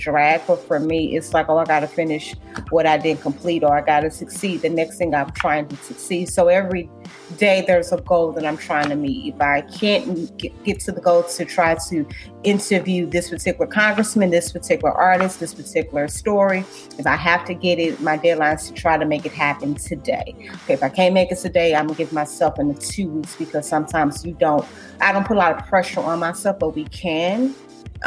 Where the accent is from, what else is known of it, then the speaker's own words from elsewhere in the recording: St. Louis, Missouri, United States; moved away as an adult; now in Washington, D.C., United States; I'm from St. Louis, Missouri